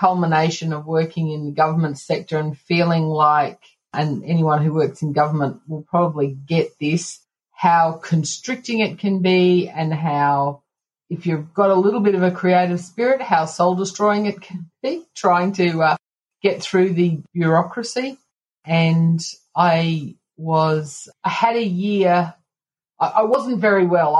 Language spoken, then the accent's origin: English; Canberra, Australian Capital Territory, Australia; I am from Canberra, Australia